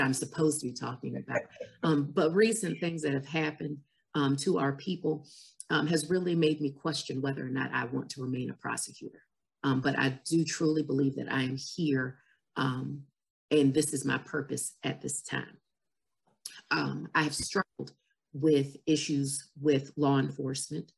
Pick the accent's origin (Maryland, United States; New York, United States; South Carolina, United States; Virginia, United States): Virginia, United States; Farmville; I'm from Farmville